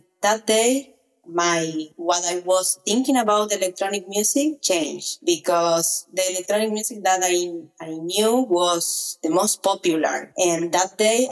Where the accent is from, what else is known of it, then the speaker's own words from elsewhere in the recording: Argentina; English is a second language; maybe 50 or 100 people in my hometown